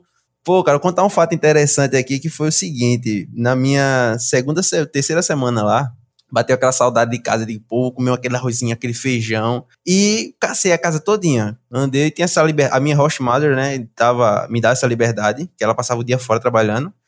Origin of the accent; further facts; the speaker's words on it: Brazil; now in Canada; Sou do Brasil.